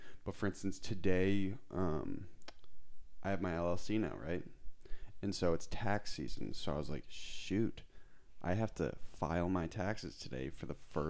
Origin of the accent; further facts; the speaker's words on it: Lincoln, Massachusetts, United States; Okay. So I grew up in Lincoln.